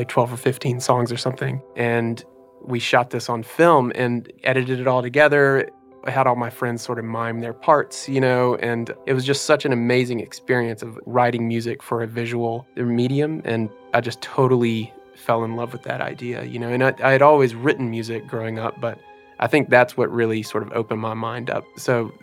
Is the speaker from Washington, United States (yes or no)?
no; Jackson, Mississippi, United States; I'm from Jackson, Mississippi, raised in a musical family